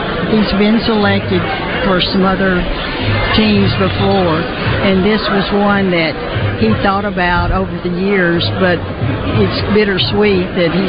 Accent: El Dorado, Arkansas, United States; also born or lived in Houston, Texas; now in Northwest Arkansas, United States; we're both from El Dorado.

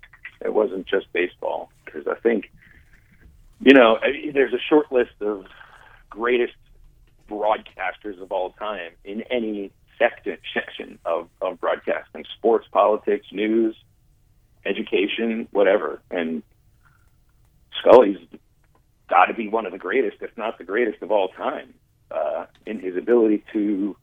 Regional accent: Pittsburgh, Pennsylvania, United States; I mean, I grew up in Pittsburgh before, you know, before radio broadcasts necessarily went national.

